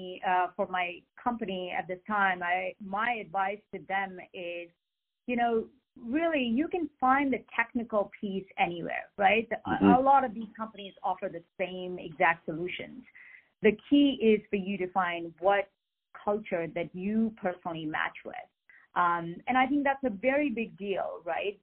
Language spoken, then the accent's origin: English; India; moved away as an adult; now in United States; I am an immigrant from India. I came to the U.S. about 25 some years ago